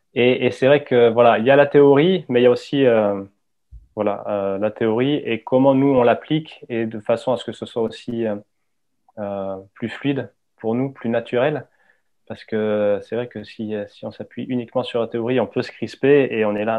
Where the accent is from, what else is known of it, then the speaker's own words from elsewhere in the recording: Hossegor, Nouvelle-Aquitaine, France; J'ai grandi au Segor